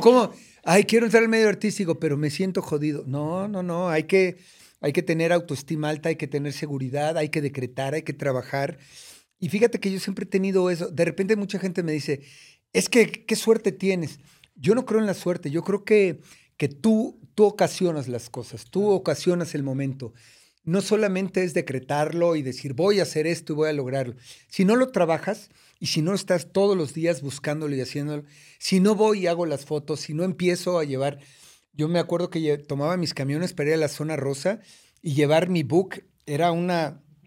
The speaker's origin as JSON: {"language": "Spanish", "region": "Mexico City", "country": "Mexico", "tie": "born or raised there", "also_born_or_lived": "United States", "said": "Nací en, en la colonia San Lorenzo Chicoténcatl, en una colonia de escasos, muy escasos recursos, esa es la verdad. Este, y, de allá vengo de, de, Iztapalapa"}